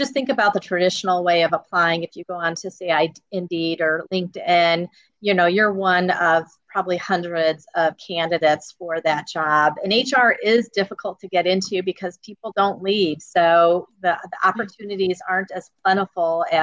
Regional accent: East Chicago, Indiana, United States; I grew up in East Chicago

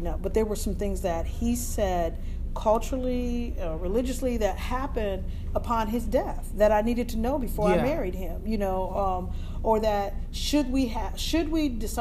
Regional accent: United States; I'm American

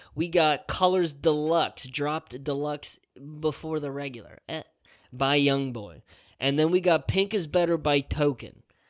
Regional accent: Delaware, United States; We're from Delaware.

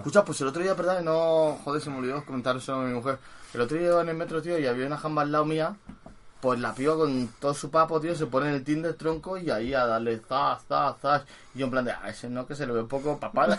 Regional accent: Madrid, Community of Madrid, Spain; yo Arturo Soria

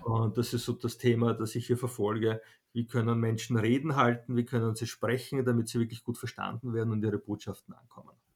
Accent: Vienna, Austria; ich bin in Wien geboren

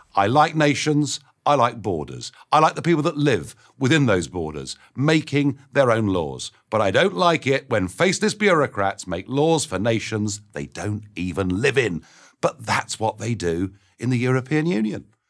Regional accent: United Kingdom; my rights as a British citizen

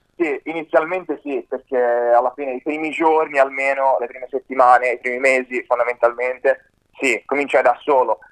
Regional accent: Livorno, Tuscany, Italy; alle mie parti, a Livorno

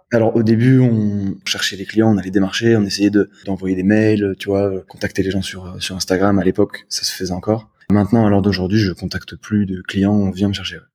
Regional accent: Marseille, Provence-Alpes-Côte d'Azur, France; j'ai grandi à, j'ai grandi à Marseille

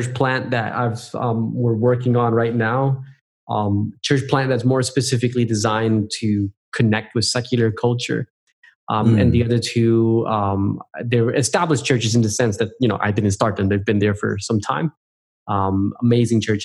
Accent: New Jersey, United States; moved away as an adult; also born or lived in Puerto Rico (family); now in Australia; I'm originally from New Jersey. That's my home state. And grew up just 20 minutes south of Manhattan, actually, just across the Hudson River

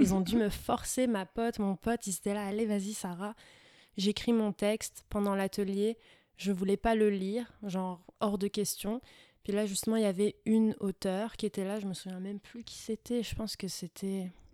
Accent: France; moved away as an adult; now in Sherbrooke, Canada; je suis née en France. On commence par là. Hein ouais. J'ai grandi en France.

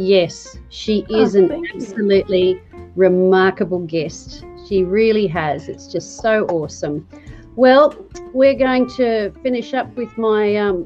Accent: Australia; me being an Aussie

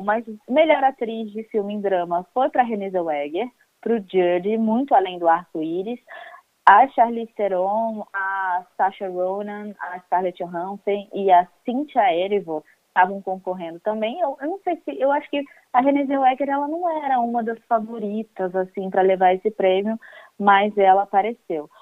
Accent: Fluminense, Rio de Janeiro, Brazil; Eu já sou uma pessoa que sou quase carioca, sou fluminense

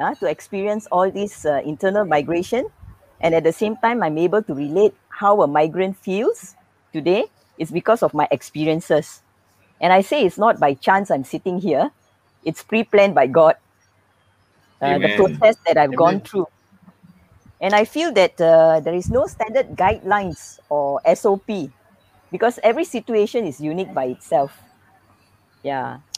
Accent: Malaysia; I'm a Malaysian. Yeah, but to me, I'm proud to be a migrant. Let me share a little bit background about myself. I was born in Ipoh, never lived in Ipoh. Grew up in different states.

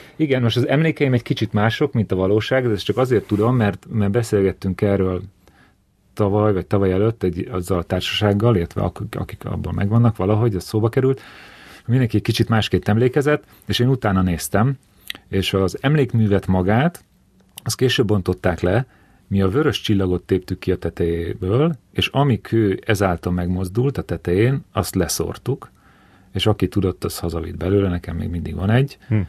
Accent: Keszthely, Zala, Hungary; ez egy kisváros, Keszthely, ahol születtem

